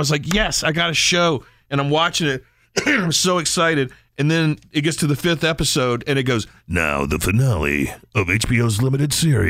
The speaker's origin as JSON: {"language": "English", "region": "Maryland", "country": "United States", "accent": "Eastern Shore", "said": "my accent comes back a little bit, but I wouldn't call it Baltimore. It's Eastern Shore."}